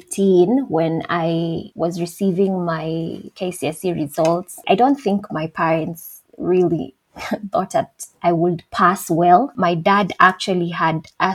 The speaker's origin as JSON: {"language": "English", "town": "Thika", "region": "Kiambu County", "country": "Kenya", "tie": "born or raised there", "said": "I am from Thika, Kenya. I wasn't born there, but I was raised there for the better part of my life."}